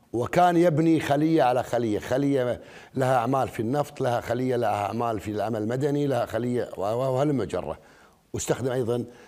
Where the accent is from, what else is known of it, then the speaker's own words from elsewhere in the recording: Kuwait; احنا ككويتيين